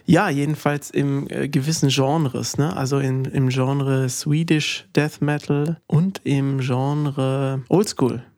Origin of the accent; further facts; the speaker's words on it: Bavaria, Germany; bei uns in Bayern